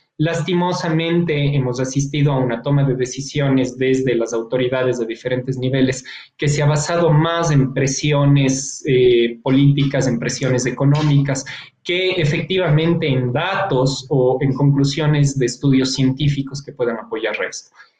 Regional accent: Ecuador; como científico, como ecuatoriano

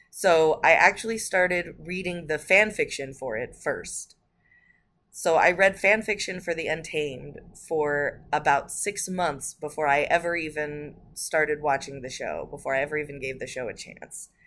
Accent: Japan; born there; So, a little bit about me. I was born in Japan and I grew up watching things like Sazae san and Miyazaki.

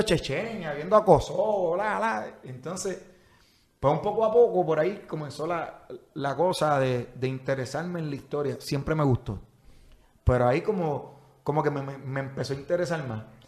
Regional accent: San Juan, Puerto Rico; Nací en el Auxilio Mutuo, pero mis primeros años los di en el sector Playita en Villa Palmera, en Santurce

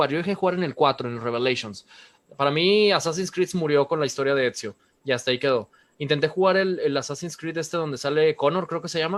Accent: Nuevo León, Mexico; Berlanga y yo somos de aquí de Nuevo León.

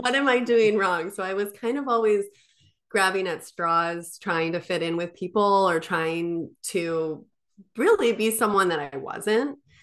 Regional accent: Midwest, United States; I grew up in the Midwest

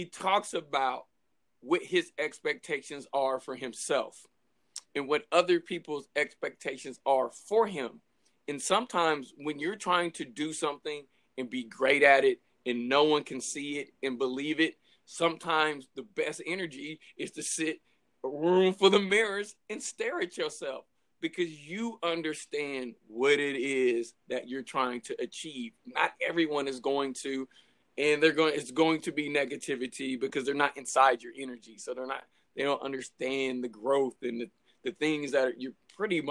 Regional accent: California, United States; I'm from California

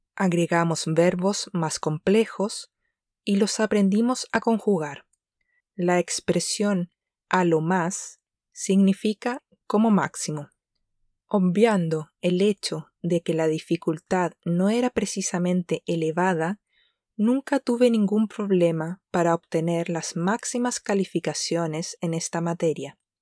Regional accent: Chile; la primera lengua extranjera que comenzamos a aprender en Chile durante la etapa escolar

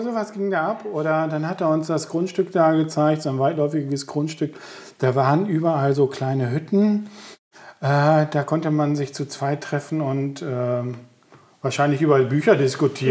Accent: Coesfeld, North Rhine-Westphalia, Germany; Ich bin ja auf der Hamsgasse groß geworden

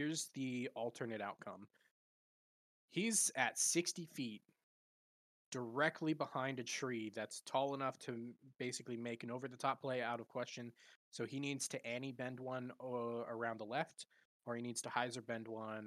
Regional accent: Reno, Nevada, United States; now in Tennessee, United States; I'm from Nevada originally, Northern Nevada, the Reno area to be particular.

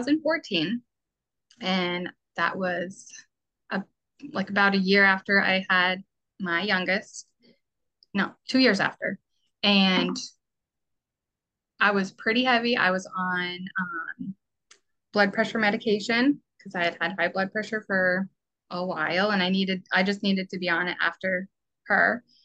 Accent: Vermont, United States; now in Massachusetts, United States; I'm originally from Vermont.

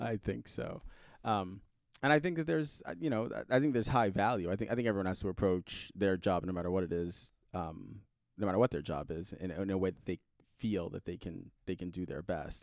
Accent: New York City, New York, United States; also born or lived in Indianapolis, Indiana; now in Fishers, United States; I grew up in Brooklyn, New York, Um, and I grew up in the Red Hook section of Brooklyn

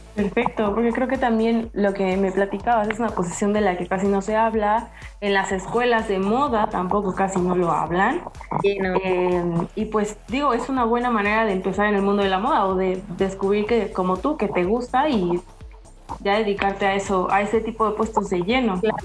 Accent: Puebla, Mexico; yo soy poblana

